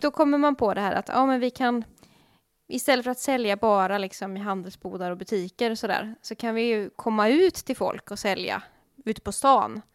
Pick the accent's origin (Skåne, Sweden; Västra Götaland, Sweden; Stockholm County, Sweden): Västra Götaland, Sweden; Gothenburg; som göteborgare